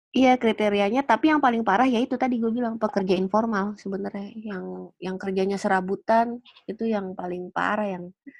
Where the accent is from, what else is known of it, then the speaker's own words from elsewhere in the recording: Jakarta, Indonesia; gua gedenya di Jakarta Pusat